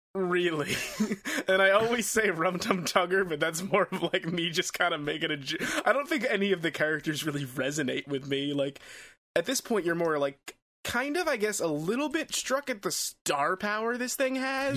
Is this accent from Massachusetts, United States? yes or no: no; New York City, New York, United States; as a New Yorker, um, cats has always been a part of my culture